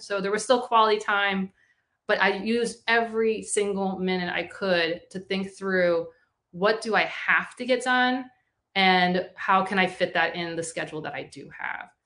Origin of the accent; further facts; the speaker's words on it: Florida, United States; my home state of Florida